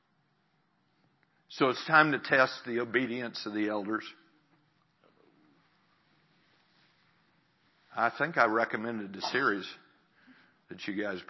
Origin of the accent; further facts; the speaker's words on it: Missouri, United States; my state of Missouri